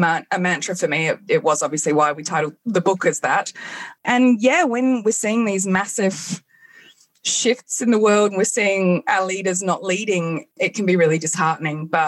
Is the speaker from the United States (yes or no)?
no; England, United Kingdom; I grew up in England